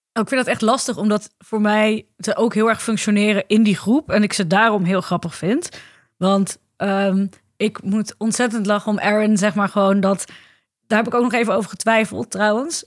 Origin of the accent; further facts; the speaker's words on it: Ermelo, Gelderland, Netherlands; ik ben opgegroeid in Ermelo, dat ligt op de Bijbelbelt